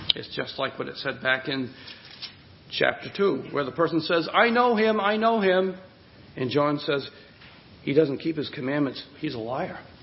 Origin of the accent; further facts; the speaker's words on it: Hudson, United States; the hometown where I grew up in Hudson